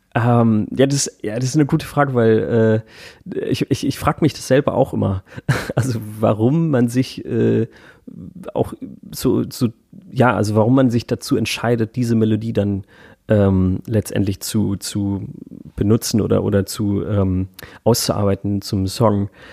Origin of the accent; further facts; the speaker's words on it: Hamburg, Germany; moved away as an adult; now in Berlin, Germany; ich komme halt aus Hamburg, also es ist meine Heimatstadt